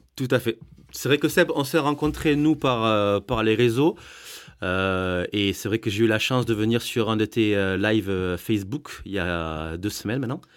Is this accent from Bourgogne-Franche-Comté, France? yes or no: no; Agen, Nouvelle-Aquitaine, France; accent: southwest; je suis d'Agen